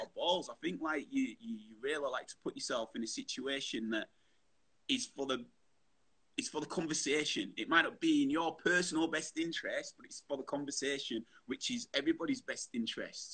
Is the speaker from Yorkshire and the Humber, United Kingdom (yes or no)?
yes; Bradford, Yorkshire and the Humber, United Kingdom; I grew up Bradford